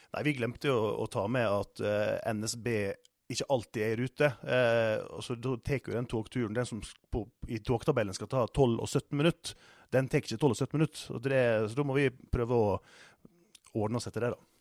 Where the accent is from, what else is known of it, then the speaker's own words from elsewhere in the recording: Sunnmøre, Møre og Romsdal, Norway; moved away; jeg er oppvokst på Sunnmøre